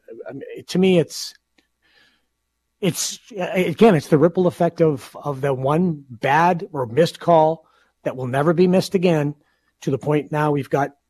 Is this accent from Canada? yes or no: yes; Canada; We're from Canada.